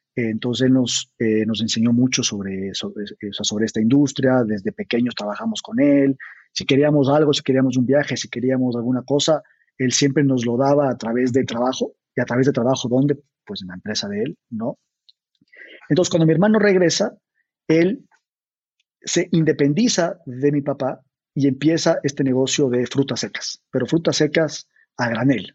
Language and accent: Spanish; Ecuador; moved away as an adult; also born or lived in Mexico City, Mexico; somos ecuatorianos, ¿no? yo nací, crecí ahí hasta que me fui